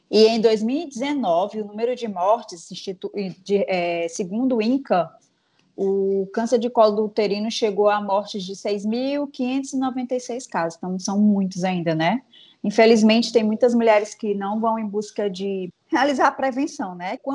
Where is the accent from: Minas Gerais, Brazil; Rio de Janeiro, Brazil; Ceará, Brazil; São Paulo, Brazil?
Ceará, Brazil; Fortaleza; eu sou de Fortaleza, Ceará